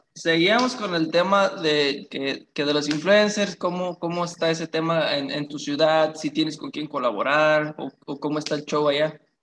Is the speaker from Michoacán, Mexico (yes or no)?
yes; Apatzingán, Michoacán, Mexico; yo soy de Apatzingán, Michoacán, de Michoacán